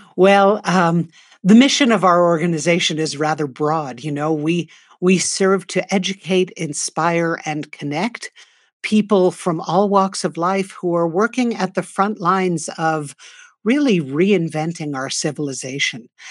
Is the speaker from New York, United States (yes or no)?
yes; New York City, New York, United States; now in northern New Mexico, United States; I grew up in New York City, the daughter of two artists